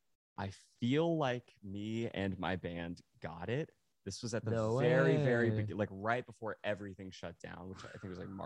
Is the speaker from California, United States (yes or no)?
no; Dallas, Texas, United States; Like I have a very soft and warm spot in my heart for Dallas specifically.